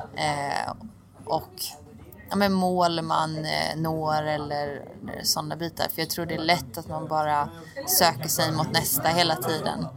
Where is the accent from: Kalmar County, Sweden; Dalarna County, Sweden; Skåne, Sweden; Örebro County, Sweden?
Kalmar County, Sweden; Oskarshamn; jag är från Oskarshamn